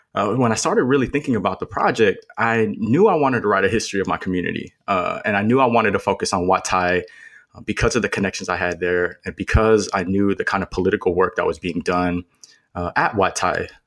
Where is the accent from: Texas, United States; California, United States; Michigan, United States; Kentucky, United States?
California, United States; Los Angeles; moved away as an adult; also born or lived in Oregon; I was born and raised in Los Angeles. Uh, grew up in the, the East San Fernando Valley